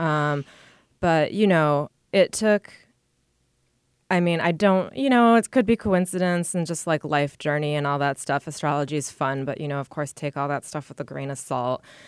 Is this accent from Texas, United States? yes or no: no; Rochester, New York, United States; moved away as an adult; also born or lived in Buffalo / Connecticut; now in New York City, United States; I grew up in Rochester